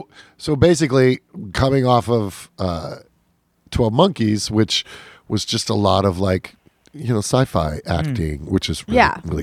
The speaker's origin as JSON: {"language": "English", "town": "Chicago", "region": "Illinois", "country": "United States", "tie": "born or raised there", "moved": "yes", "said": "I grew up in Chicago."}